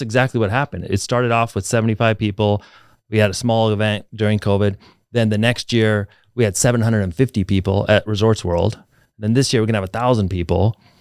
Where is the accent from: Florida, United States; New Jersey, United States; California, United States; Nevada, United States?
Nevada, United States; Reno; moved away as an adult; also born or lived in Alaska; now in Las Vegas, United States; I grew up in Reno